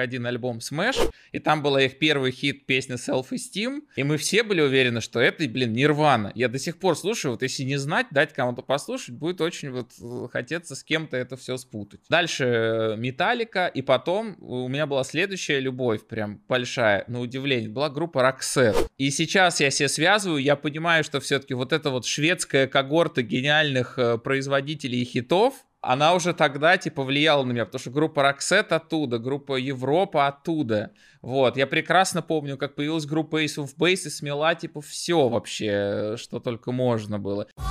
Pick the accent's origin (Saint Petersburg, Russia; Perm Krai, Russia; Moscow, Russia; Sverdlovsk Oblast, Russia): Moscow, Russia; Я всю жизнь живу в Москве, а, родился и вырос в Москве.